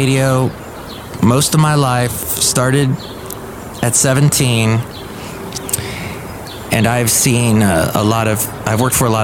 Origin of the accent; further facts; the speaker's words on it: Santa Monica, California, United States; moved away; I grew up down there in the Santa Monica, L.A. area